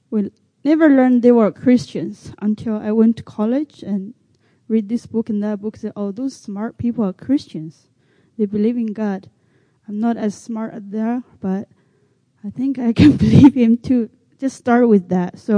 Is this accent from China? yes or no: yes; China; English is a second language; moved away as an adult; now in United States; I'm a minority from China. Grew up learning speak Chinese.